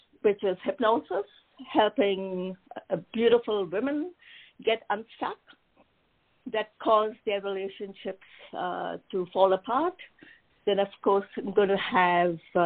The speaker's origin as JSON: {"language": "English", "country": "India", "tie": "born or raised there", "moved": "yes", "said": "I was born and raised in India"}